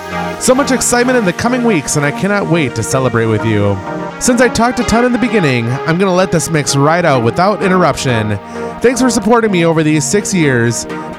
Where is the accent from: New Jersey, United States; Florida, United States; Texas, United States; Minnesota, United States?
Minnesota, United States; Minneapolis; my hometown of Minneapolis.